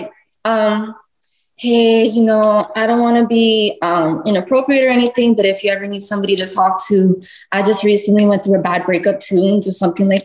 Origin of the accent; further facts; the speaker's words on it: Boston, Massachusetts, United States; now in Miami, United States; Yes, I am. I'm from Massachusetts.